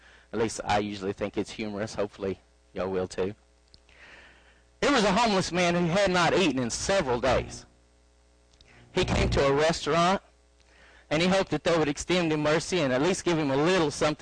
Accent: Arkansas, United States; You can tell I'm from Arkansas by my accent

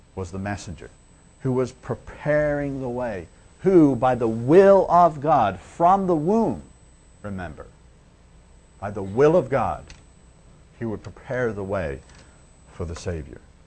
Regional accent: Liverpool, North West England, United Kingdom; I'm from Liverpool and we have a bad name in England if you're from Liverpool.

